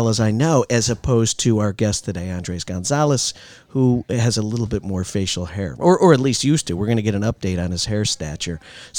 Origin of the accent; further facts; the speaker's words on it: Waterbury, Connecticut, United States; growing up in Waterbury, Connecticut